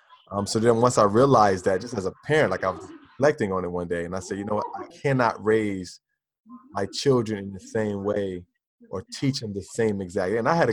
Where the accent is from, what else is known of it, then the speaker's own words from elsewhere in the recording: United States; being an American, being a Black American